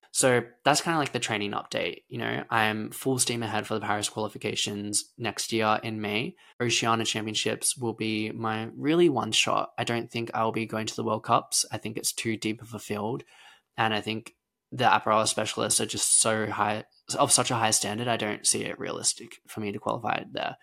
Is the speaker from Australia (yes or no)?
yes; Lara, Victoria, Australia; I was born in Lara, Victoria, a small rural town in Australia, and I grew up on a farm